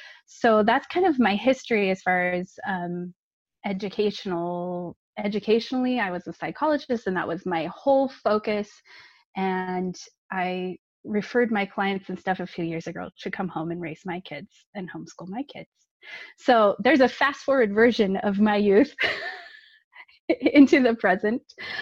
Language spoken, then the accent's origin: English; California, United States; now in Utah, United States; I grew up in California, nice and warm weather. I live in Utah now, so I keep pining for that sunny weather during the wintertime. But I grew up in California, and I was the oldest of three.